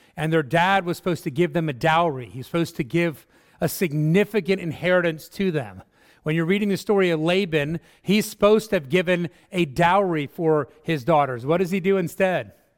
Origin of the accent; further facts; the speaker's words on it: Netherlands; moved away; I come from Holland